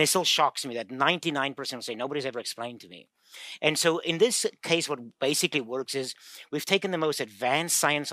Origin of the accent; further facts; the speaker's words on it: South Africa; moved away as an adult; now in United States; I'm from South Africa. I had a funny accent.